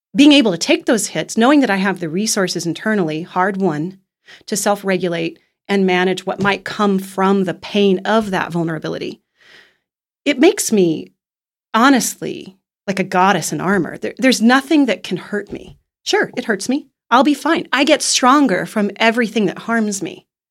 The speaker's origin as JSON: {"language": "English", "town": "Kansas City", "country": "United States", "tie": "born or raised there", "moved": "yes", "said": "my hometown of Kansas City"}